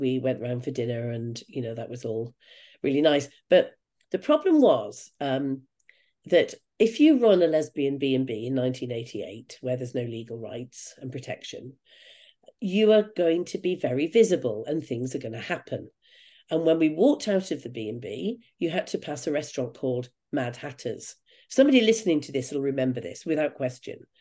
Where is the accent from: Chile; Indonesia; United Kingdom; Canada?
United Kingdom; I'm a Brit.